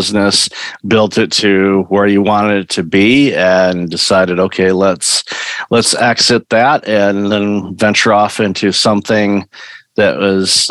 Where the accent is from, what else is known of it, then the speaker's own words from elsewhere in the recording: Waterford, Michigan, United States; I grew up in Waterford, Michigan.